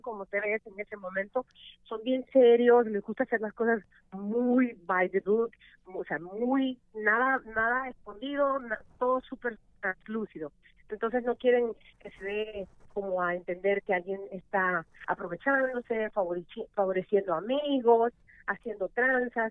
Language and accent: Spanish; El Salvador; now in United States; soy la primera salvadoreña que ha durado 15 años en radio